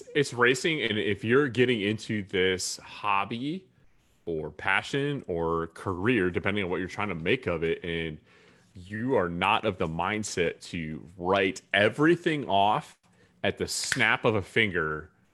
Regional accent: Durham, North Carolina, United States; I was a young kid in, growing up in Durham, North Carolina

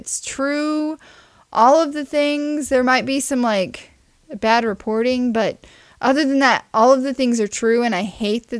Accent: Ozark, Missouri, United States; I'm from Ozark, Missouri.

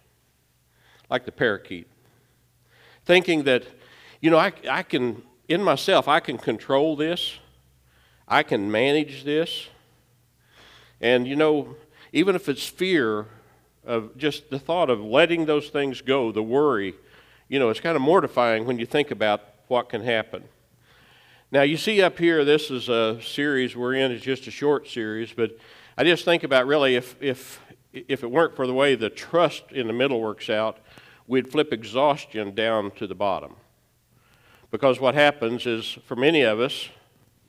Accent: Baxter Springs, Kansas, United States; We were young marrieds in my hometown of Baxter Springs

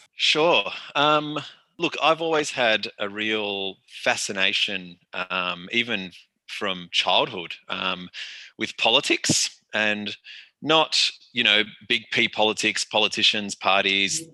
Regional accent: Australia; also born or lived in Melbourne; my position as an Australian

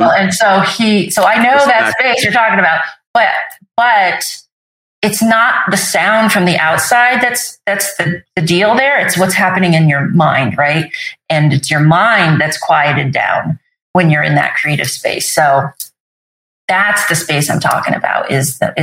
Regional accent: Vermont, then New Hampshire, United States; also born or lived in Sicily, Italy; I was born in Sicily. And then when I was about 18 months, they decided to move back. He was honorably discharged from the Navy and my parents moved to Vermont. And they first moved to Vermont and then eventually to New Hampshire.

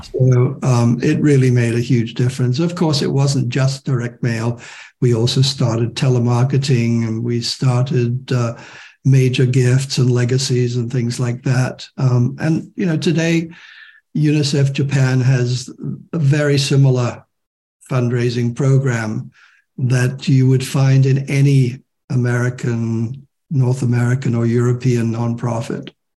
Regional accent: Hong Kong; moved away as an adult; also born or lived in Shanghai / England; being in the next generation and growing up in Hong Kong

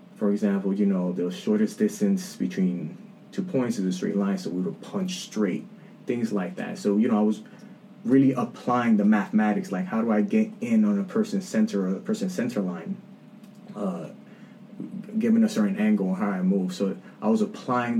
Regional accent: New York City, New York, United States; I'm a light-skinned dude born and raised in the Bronx

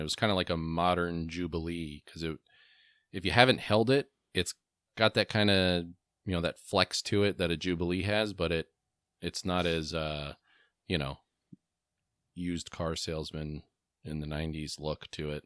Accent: New Jersey, United States; I grew up in New Jersey in the nineties

